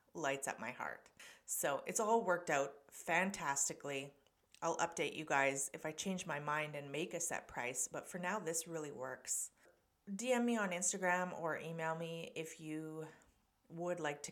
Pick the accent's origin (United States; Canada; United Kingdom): Canada; Canada, of course, my home country.